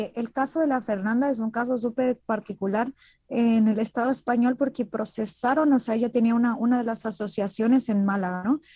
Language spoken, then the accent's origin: Spanish; Mexico; como mujer mexicana